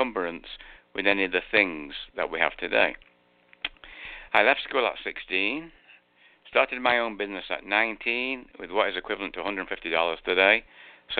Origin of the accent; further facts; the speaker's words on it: Manchester, North West England, United Kingdom; accent: English; now in Florida, United States; I was born in Manchester. You can tell I've got an English accent